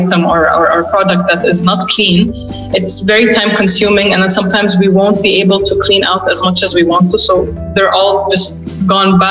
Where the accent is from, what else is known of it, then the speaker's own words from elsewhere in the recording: Saudi Arabia; I lived and I was born and raised in Saudi, in Saudi Arabia